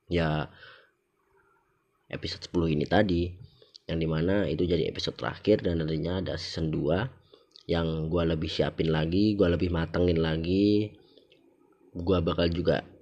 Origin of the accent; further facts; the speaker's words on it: Java, Indonesia; accent: Javanese (medok); jadi mungkin karena gue orang Jawa ya gue kalau misalnya ngomong kayak gini nih bahasa Indonesia gini nih ini kan masih medok ya